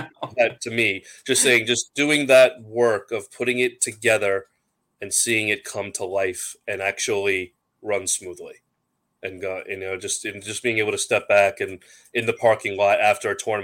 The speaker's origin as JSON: {"language": "English", "area": "Long Island", "region": "New York", "country": "United States", "said": "we're from Long Island"}